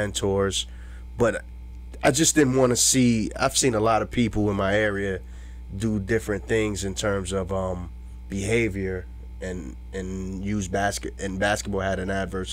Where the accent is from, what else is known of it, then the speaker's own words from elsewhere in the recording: New York City, New York, United States; I grew up in Queens, New York